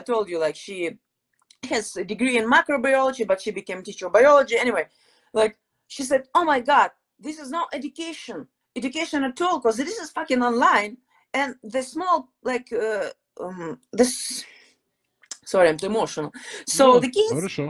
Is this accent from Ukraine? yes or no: yes; Odesa, Odesa Oblast, Ukraine; English is a second language; moved away; also born or lived in Crimea / Mykolaiv; my hometown is Odessa, beautiful city, huge city, more than 1 million people in the city